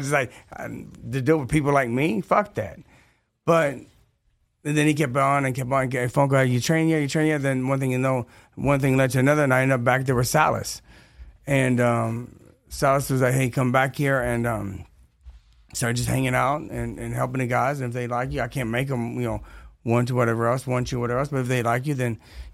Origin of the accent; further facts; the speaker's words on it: Detroit, Michigan, United States; also born or lived in Kentucky; I was born in Kentucky, raised in Detroit